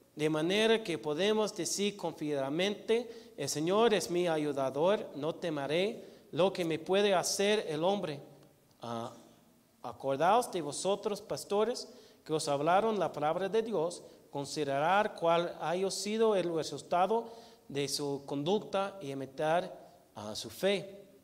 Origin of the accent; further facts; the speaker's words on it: United States; Spanish is a second language; moved away as an adult; now in Mexico; como gringo